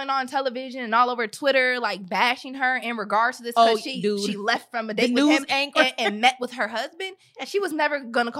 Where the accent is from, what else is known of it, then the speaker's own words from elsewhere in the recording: United States; But one thing I can say though is I'm American.